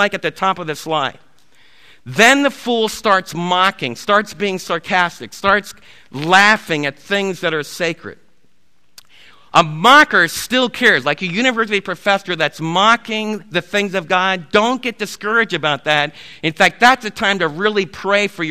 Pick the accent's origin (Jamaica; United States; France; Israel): United States; East Coast; I was raised in the East Coast